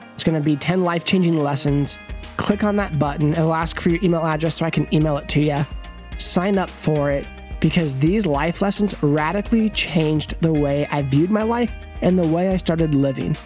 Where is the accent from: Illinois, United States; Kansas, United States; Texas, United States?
Kansas, United States; moved away as an adult; also born or lived in Tulsa, Oklahoma / Phoenix, Arizona; I grew up in Kansas